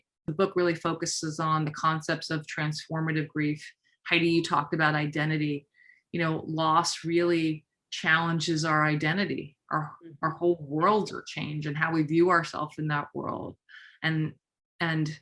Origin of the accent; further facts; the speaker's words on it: New York City, New York, United States; I'm a New Yorker